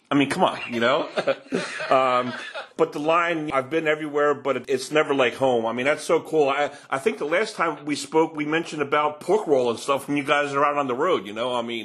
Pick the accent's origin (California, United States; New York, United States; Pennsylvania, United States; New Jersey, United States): Pennsylvania, United States; Levittown; I'm from Levittown over in Bucks County